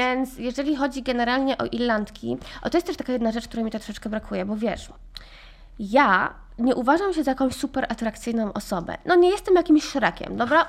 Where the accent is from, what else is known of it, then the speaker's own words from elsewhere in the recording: Poland; moved away as an adult; also born or lived in Ireland; Ja wyjechałam z Polski, miałam 18 lat